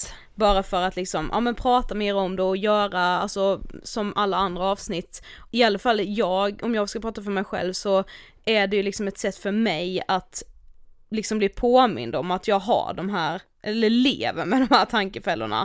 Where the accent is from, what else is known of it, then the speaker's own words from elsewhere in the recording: Karlshamn, Blekinge, Sweden; now in Stockholm, Sweden; hemma i Karlshamn